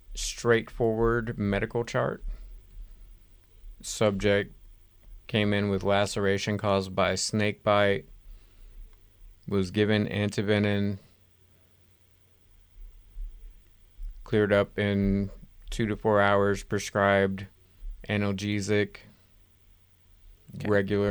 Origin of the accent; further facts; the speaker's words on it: Georgia, United States; accent: yokel; we live in Georgia and we've been conditioned to talk like yokels our whole life.